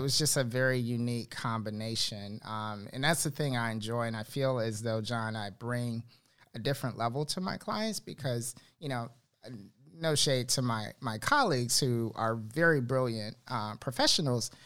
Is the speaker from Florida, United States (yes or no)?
yes; Miami, Fort Lauderdale area, South Florida, United States; moved away as an adult; now in Charlotte, United States; I'm originally from South Florida, uh, Miami, Fort Lauderdale area, and uh, moved to Charlotte 2012